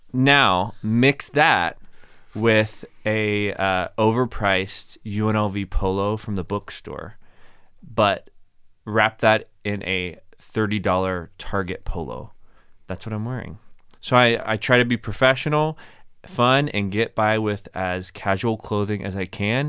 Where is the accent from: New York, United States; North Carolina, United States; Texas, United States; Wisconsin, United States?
Texas, United States; Plano; moved away as an adult; also born or lived in Abilene, Texas / Kentucky; now in Las Vegas, United States; Born and raised in Dallas, Texas. Technically Plano, Texas